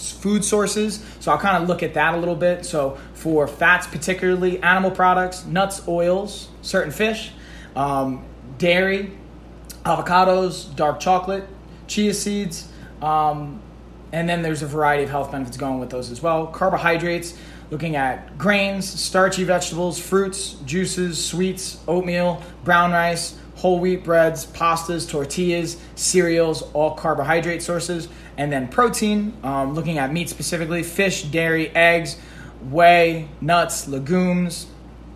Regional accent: Long Island, New York, United States; also born or lived in Brooklyn, New York; I'm from Long Island myself, originally Brooklyn, but mostly I grew up on Long Island

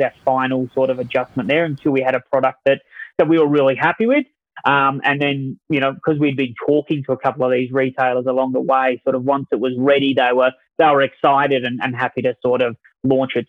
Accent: Adelaide, South Australia, Australia; accent: Australian; moved away; my accent um, is from Australia, so that, that's really my, my background. I was um, born in Australia, a town called Adelaide, South Australia, a beach town. I did my marketing degree there at college

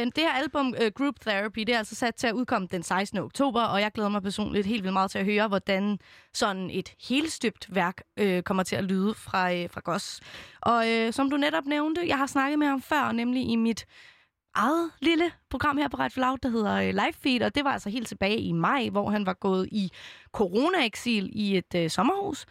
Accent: Copenhagen, Capital Region of Denmark, Denmark; jeg er selv født og opvokset i København

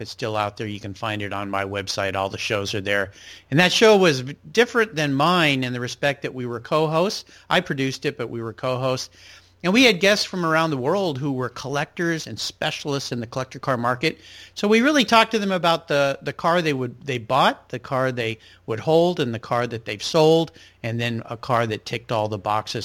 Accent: Southern California, United States; now in Pacific Northwest, United States; where I grew up in Southern California

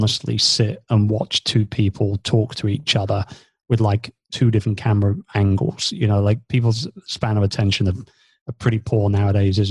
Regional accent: England, United Kingdom; moved away as an adult; also born or lived in Philippines; I'm British. And since 2 years ago, we've now been based here back in England.

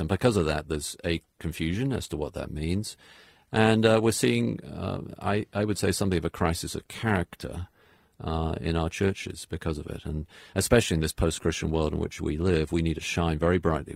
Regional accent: United Kingdom; also born or lived in New England; now in United States; I'm British

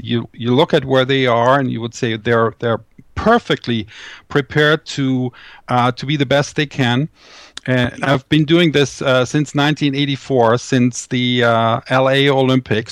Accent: Düsseldorf, North Rhine-Westphalia, Germany; my hometown, uh, Düsseldorf in Germany

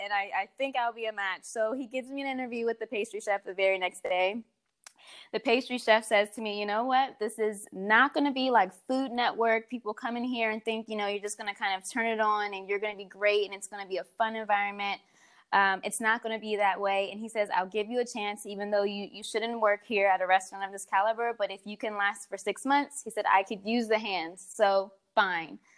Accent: Baltimore, Maryland, United States; moved away as an adult; now in Washington, D.C., United States; I grew up actually in Baltimore. And then as an adult, I moved to D.C. where my career got started

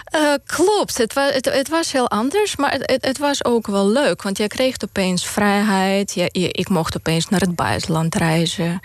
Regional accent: Moldova; Dutch is a second language; moved away as an adult; now in Netherlands; ik ben opgegroeid in de Sovjet-Unie. Toen was Moldavië onderdeel van de Sovjet-Unie

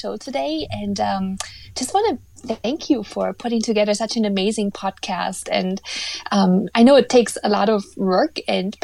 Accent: Eastern Germany, East Germany, Germany; now in North America; I was raised in Eastern Germany, so I think I can officially say that the country I was born in no longer exists

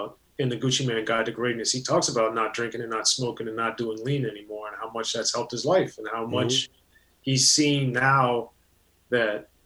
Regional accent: Maryland, United States; growing up in Maryland in a very racially, culturally, and economically diverse area.

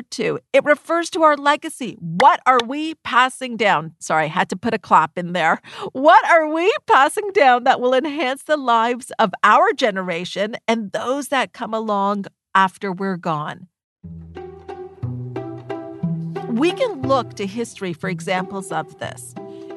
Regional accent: Canada; myself and my brother were born here in Canada.

